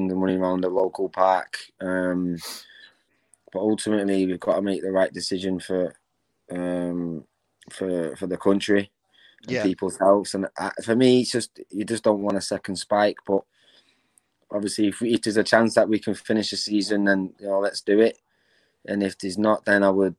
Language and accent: English; Manchester, North West England, United Kingdom; I'm obviously from Manchester